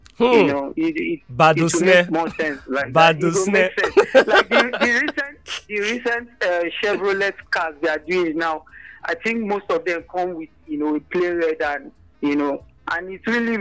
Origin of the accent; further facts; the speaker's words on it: Nigeria; now in Australia; we Nigerians